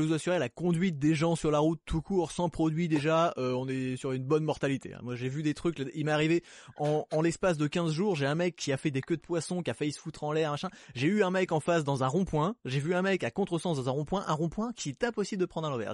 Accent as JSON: {"language": "French", "country": "Belgium", "said": "Je suis belge aussi"}